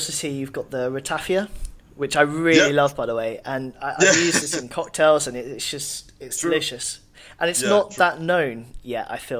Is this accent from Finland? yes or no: no; England, United Kingdom; as an Englishman